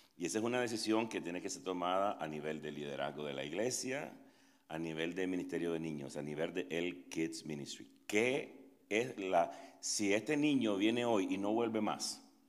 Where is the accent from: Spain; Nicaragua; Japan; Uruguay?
Nicaragua; now in Atlanta, United States; soy nicaragüense, tengo 27 años de vivir en Estados Unidos